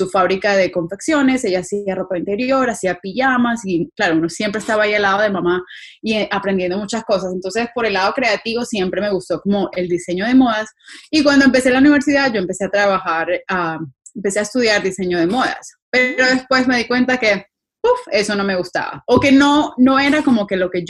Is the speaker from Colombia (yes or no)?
yes; Pereira, Risaralda, Colombia; born there; nací ahí en Pereira, el eje cafetero